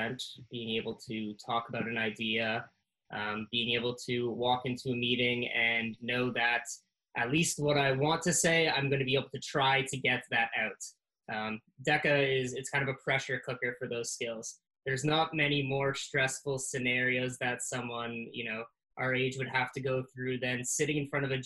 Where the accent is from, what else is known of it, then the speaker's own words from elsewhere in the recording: Canada; I was the first Canadian to do so